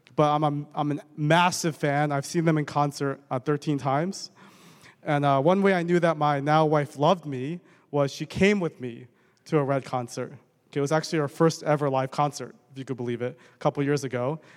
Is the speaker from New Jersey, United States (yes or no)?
yes; Bergen County, New Jersey, United States; also born or lived in Edison, New Jersey / Edgewater, New Jersey; I grew up in Bergen County most of my life.